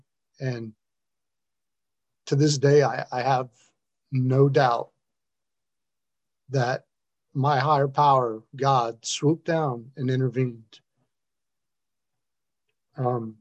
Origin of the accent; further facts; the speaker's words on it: South Florida, United States; moved away; also born or lived in upstate New York / Detroit; I'm from South Florida originally